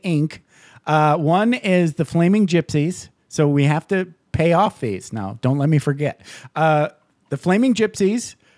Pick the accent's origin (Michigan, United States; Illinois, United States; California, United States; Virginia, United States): Michigan, United States; Upper Peninsula; accent: Canadian or Minnesotan; I'm from Upper Peninsula, Michigan. Yeah. So we all sound either Canadian or from Minnesota